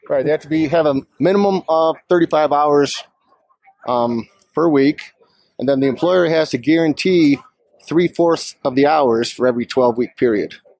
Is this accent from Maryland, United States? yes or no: no; Ann Arbor, Michigan, United States; also born or lived in Vail Valley, Colorado; now in Vail, United States; I'm an immigration lawyer, originally from Ann Arbor, Michigan. Been in the Valley here since 2003